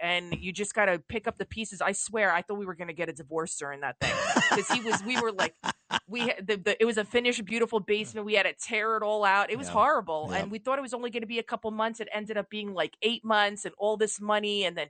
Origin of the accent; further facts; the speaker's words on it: New York City, New York, United States; I grew up in the Bronx, and then we moved to a two family, which is kind of like a small building.